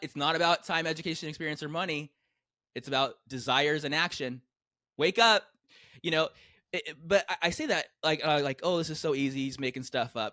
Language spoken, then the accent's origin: English; San Diego, California, United States; I grew up in San Diego